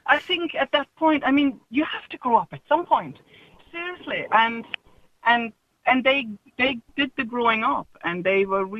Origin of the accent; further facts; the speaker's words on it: Germany; now in Ireland; I'm from Germany.